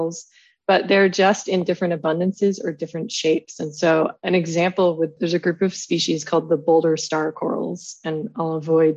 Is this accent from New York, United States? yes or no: yes; Hudson Valley, New York, United States; moved away as an adult; also born or lived in Virgin Islands; now in US Virgin Islands; I'm actually originally from the Hudson Valley in New York State